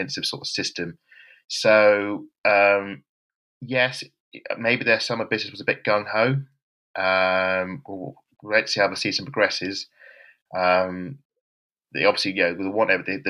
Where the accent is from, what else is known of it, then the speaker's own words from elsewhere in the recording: Kent, South East England, United Kingdom; I'm from Kent, so I do have from the southeast of England